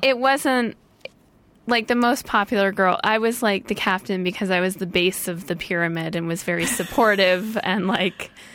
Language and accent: English; St. Louis, Missouri, United States; now in Los Angeles, United States; I grew up in St. Louis.